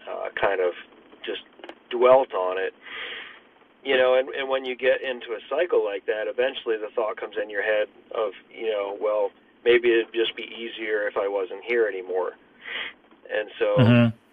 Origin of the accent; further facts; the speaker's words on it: Pennsylvania, United States; moved away; also born or lived in Texas; I'm originally from Pennsylvania. And we moved back up here about 7 years ago